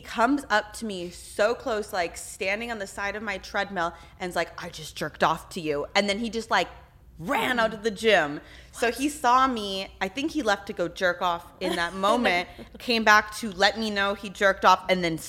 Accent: Texas, United States; I'm from Texas, so I don't.

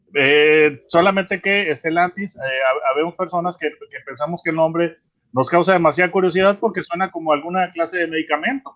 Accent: Mexico; como mexicano

